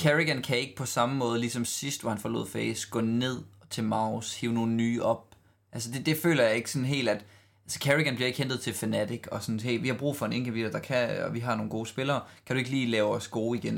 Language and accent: Danish; Denmark; sådan er vi bare som danskere